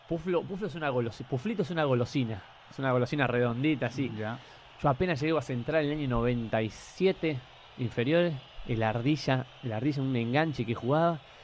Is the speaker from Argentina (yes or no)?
yes; Buenos Aires, Argentina; moved away as an adult; also born or lived in Rosario; now in Peru; nosotros somos los cuatro de Buenos Aires.